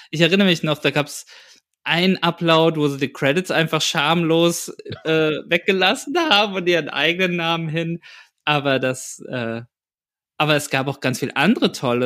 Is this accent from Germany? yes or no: yes; Aschaffenburg, Bavaria, Germany; hier in meiner Heimat, in der Heimat in Aschaffenburg